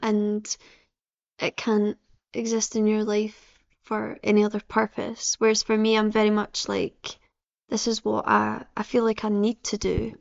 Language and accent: English; Livingston, Scotland, United Kingdom; I'm from uh, Livingston